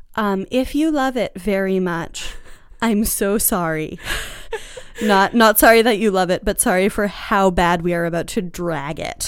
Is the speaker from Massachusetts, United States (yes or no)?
yes; Boston, Massachusetts, United States; I'm from Boston